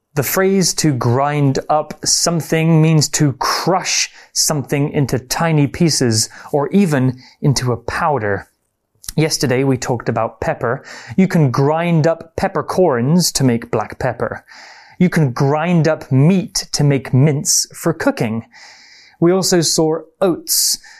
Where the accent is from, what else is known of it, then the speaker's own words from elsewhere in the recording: England, United Kingdom; I'm from the UK. I'm from England.